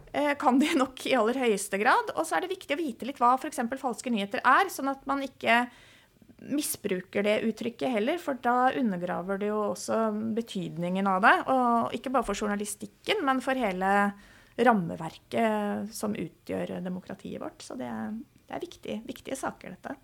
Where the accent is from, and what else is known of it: Norway